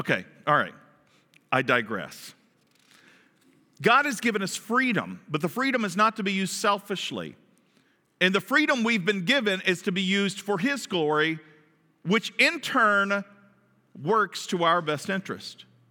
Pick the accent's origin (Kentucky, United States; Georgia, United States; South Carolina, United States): Kentucky, United States; I'm from the South. From Kentucky